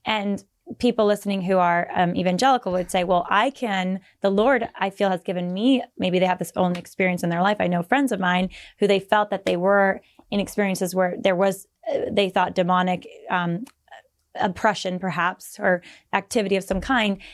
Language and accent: English; Bay Area, California, United States; I'm from the Bay